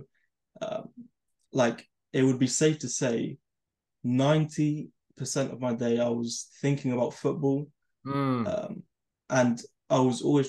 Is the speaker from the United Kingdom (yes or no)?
yes; London, United Kingdom; I'm from London